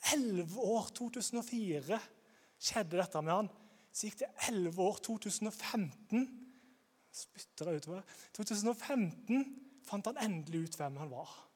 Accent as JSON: {"language": "Norwegian", "town": "Grimstad", "region": "Agder", "country": "Norway", "said": "Jeg kommer fra Grimstad"}